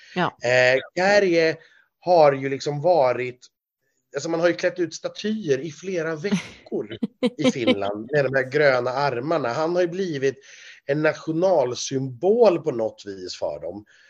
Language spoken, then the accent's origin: Swedish; Sweden; som svensk